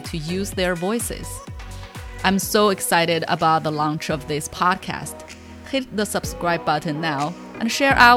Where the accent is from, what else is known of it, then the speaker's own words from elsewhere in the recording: China; moved away as an adult; now in United States; I was born and raised in China and immigrated to the United States at the age of 20.